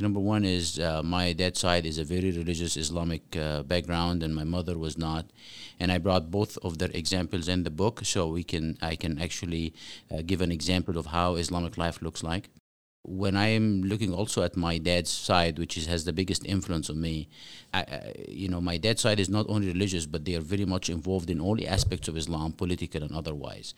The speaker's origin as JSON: {"language": "English", "town": "Cairo", "region": "Cairo Governorate", "country": "Egypt", "tie": "born or raised there", "moved": "yes", "lives_now": "Omaha, United States", "said": "I grew up in Cairo, Egypt"}